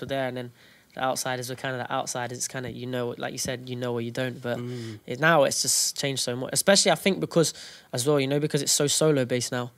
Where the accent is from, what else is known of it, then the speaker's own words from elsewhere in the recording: Derby, East Midlands, United Kingdom; we're from Derby